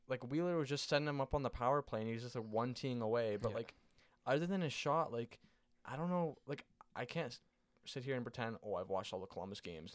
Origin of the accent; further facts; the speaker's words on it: Canada; I'm Canadian